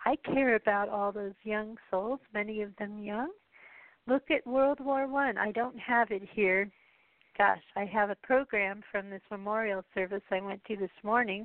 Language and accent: English; United States; as an American